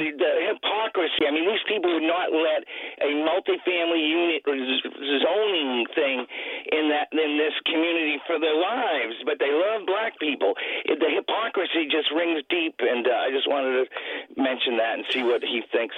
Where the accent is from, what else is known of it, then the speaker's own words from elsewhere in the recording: Maine, United States; now in San Francisco, United States; I'm from Maine originally. I live in San Francisco now